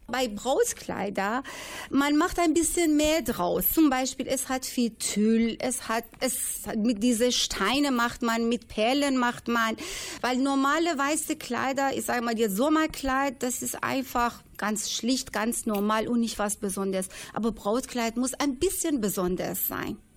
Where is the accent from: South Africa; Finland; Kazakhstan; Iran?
Iran; German is a second language; now in Bielefeld, Germany; Ich komme aus dem Iran. Ich bin eine Perserin